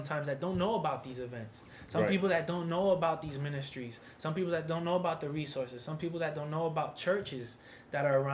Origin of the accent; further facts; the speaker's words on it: New York City, New York, United States; I'm from New York City.